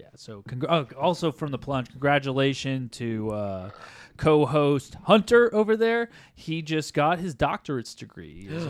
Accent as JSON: {"language": "English", "country": "Ireland", "said": "Why is your name red? I guess it's because I'm Irish."}